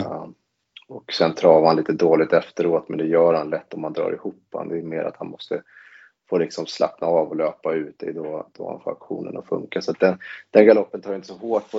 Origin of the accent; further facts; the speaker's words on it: Stockholm, Stockholm County, Sweden; moved away; jag kommer från Stockholm från början